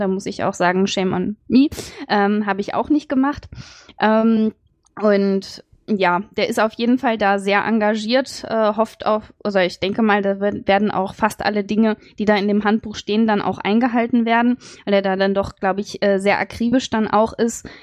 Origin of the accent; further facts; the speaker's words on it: Dresden, Saxony, Germany; ich komme auch aus Dresden